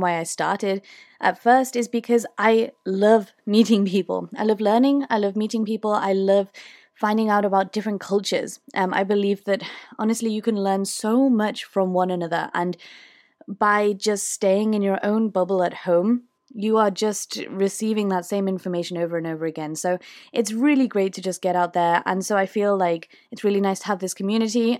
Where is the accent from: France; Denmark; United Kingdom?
United Kingdom; accent: British; I'm from the U K